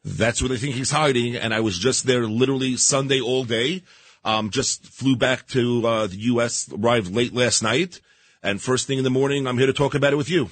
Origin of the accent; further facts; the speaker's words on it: New York City, New York, United States; I grew up in Queens, New York